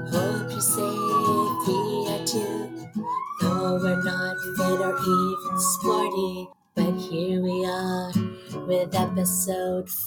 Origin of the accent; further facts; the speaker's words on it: Vancouver, British Columbia, Canada; For two Asians born and raised in Vancouver